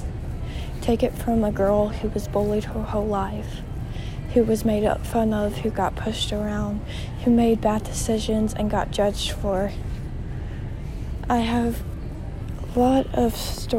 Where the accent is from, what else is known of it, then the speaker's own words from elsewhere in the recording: United States; I grew up in Anderson County